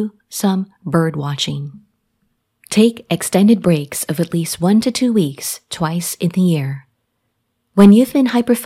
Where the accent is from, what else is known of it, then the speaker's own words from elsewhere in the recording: Jamaica; now in United States; I traveled back to my home country, Jamaica, a tropical island in the Caribbean. This is where I was born and grew up